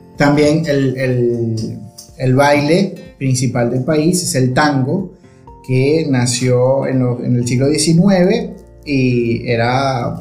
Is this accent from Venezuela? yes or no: yes; Venezuela; moved away as an adult; now in Argentina; los venezolanos